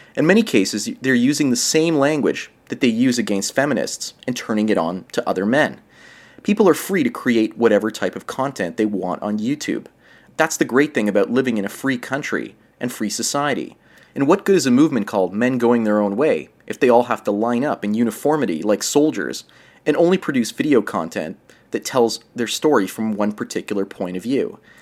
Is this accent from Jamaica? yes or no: no; Canada; up here in Canada